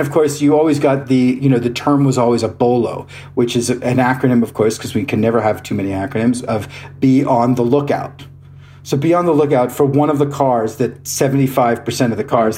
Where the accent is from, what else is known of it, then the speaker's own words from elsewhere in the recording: Iowa, United States; I grew I grew up in Iowa. I am a proud Iowan.